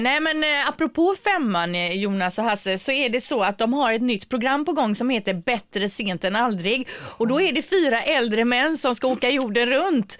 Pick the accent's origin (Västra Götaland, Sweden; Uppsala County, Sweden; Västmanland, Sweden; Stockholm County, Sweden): Västra Götaland, Sweden; Partille; jag är ju från Partille, vi bor i Partille